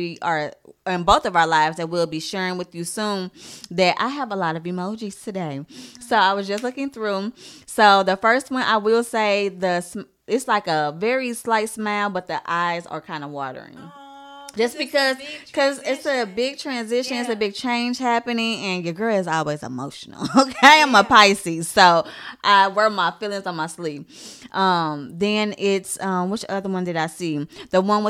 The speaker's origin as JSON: {"language": "English", "town": "St. Louis", "region": "Missouri", "country": "United States", "tie": "born or raised there", "also_born_or_lived": "Texas", "moved": "as an adult", "said": "I am moving from St. Louis to Texas."}